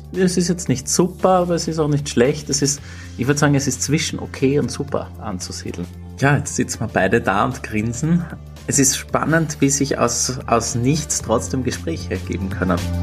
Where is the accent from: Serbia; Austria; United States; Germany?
Austria; ich aus Österreich